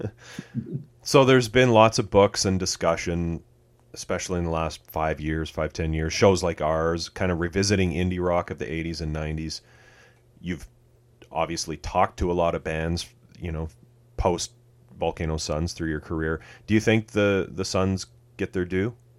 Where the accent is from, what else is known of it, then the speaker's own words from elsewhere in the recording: Canada; I'm Canadian